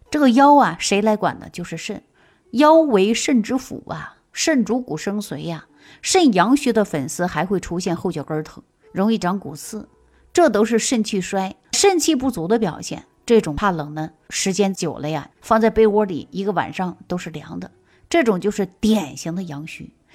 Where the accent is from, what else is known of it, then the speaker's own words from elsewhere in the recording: Northeast China, China; now in Shaanxi, China; 我本身是东北人，啊，我常年大部分时间都在陕西